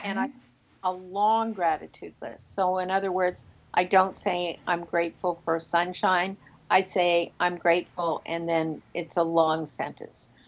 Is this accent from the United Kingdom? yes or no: no; Toronto, Ontario, Canada; Toronto, my hometown